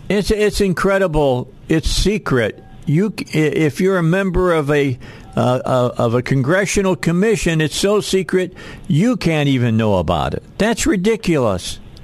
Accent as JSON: {"language": "English", "area": "outside of Chicago", "region": "Illinois", "country": "United States", "tie": "born or raised there", "moved": "yes", "lives_now": "Arkansas, United States", "said": "I wasn't born in Arkansas. I'm a I'm I'm an adopted Arkansan, but the bottom line is I grew up outside of Chicago"}